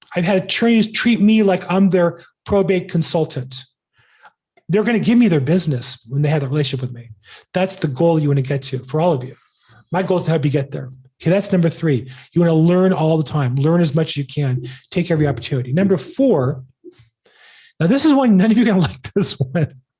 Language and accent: English; California, United States; I'm from California